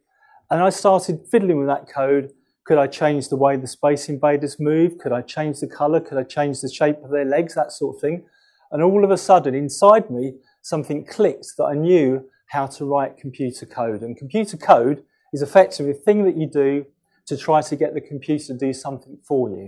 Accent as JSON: {"language": "English", "region": "London", "country": "United Kingdom", "said": "I'm from London. I'm from North London, Wood Green, which is near Tottenham."}